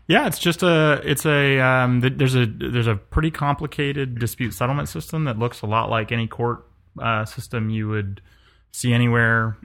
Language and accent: English; New York, United States; also born or lived in Colorado / California; now in the South, United States; I grew up in New York, lived in Colorado